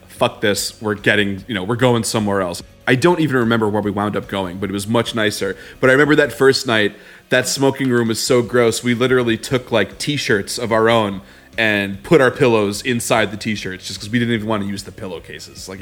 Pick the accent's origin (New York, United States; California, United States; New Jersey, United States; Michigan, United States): New York, United States; Long Island; we're from Long Island. We have high Italian food standards.